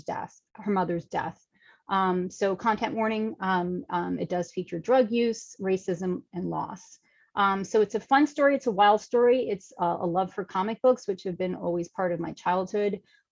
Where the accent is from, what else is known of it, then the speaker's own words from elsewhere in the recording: New York City, New York, United States; I'm a New York City girl, born and raised in Manhattan